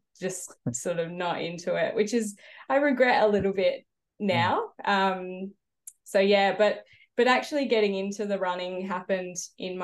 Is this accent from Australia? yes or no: yes; Adelaide, South Australia, Australia; I grew up in Adelaide